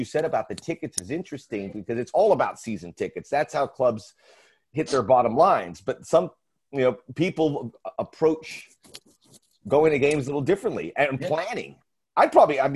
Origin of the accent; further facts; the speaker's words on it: Miami, Florida, United States; now in Los Angeles, United States; I grew up in Miami